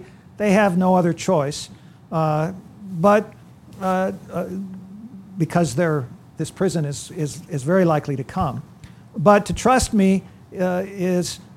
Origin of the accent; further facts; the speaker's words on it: California, United States; moved away; also born or lived in Iowa; I grew up in California